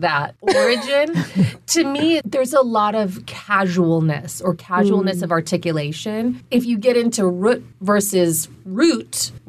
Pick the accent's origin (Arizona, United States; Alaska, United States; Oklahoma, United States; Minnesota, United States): Minnesota, United States